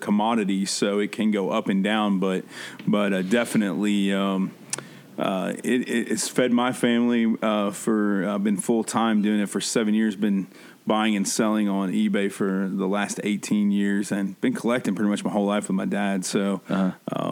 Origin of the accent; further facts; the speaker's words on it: Midwest, United States; We grew up here in the Midwest